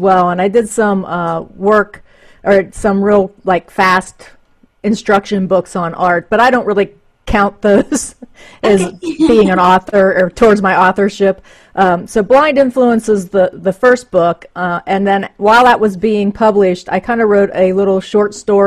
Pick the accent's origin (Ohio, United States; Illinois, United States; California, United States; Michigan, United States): Ohio, United States; Reading; also born or lived in Middletown, Ohio; I grew up actually outside of Cincinnati. In a place called Reading